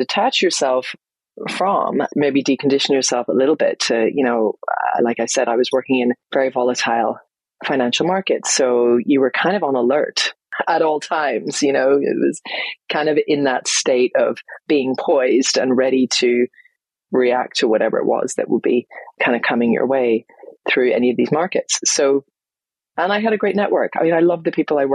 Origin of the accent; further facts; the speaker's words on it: Northern Ireland, United Kingdom; moved away as an adult; also born or lived in London; I moved from London back home here to Northern Ireland, where I am now